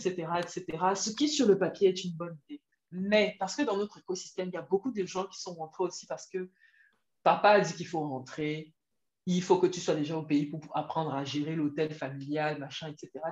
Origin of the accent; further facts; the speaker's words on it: Cameroon; moved away as an adult; also born or lived in France; je rentre au Cameroun parce que j'ai une opportunité là-bas. Après, j'ai des affinités avec le pays parce que c'est mon pays d'origine